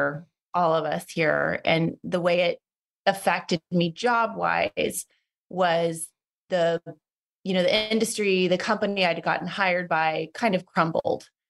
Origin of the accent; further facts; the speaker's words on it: Petaluma, California, United States; moved away as an adult; also born or lived in Los Angeles, California; I'm from Petaluma, California. Not a lot of us leave.